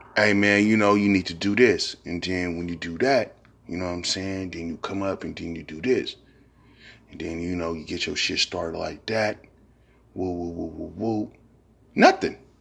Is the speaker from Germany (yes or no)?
no; San Francisco, California, United States; also born or lived in Fillmore, San Francisco; I'm originally from Hunter's Point. Then I moved to Fillmore when I was like ten, eleven years old.